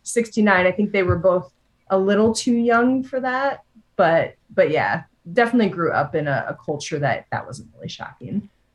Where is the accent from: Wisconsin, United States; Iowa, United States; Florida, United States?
Iowa, United States; we came from Iowa